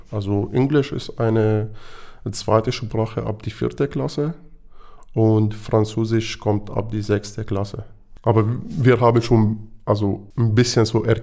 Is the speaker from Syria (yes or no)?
yes; Damascus, Damascus Governorate, Syria; German is a second language; moved away; Also ich komme ursprünglich aus Damaskus, von Mittelstadt, aber ich bin schon im Umfeld von Damaskus gewohnt oder den Umgebung von Damaskus gewohnt